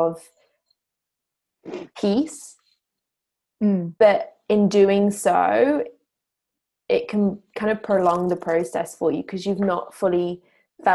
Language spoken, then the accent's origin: English; England, United Kingdom; I'm English